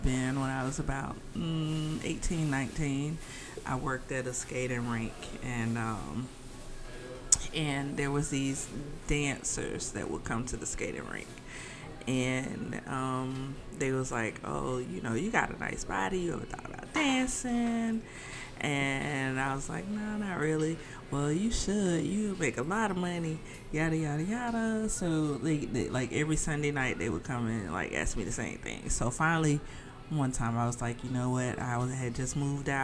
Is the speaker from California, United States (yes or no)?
no; Birmingham, Alabama, United States; moved away; I am originally from Alabama. So I'm a Southern girl.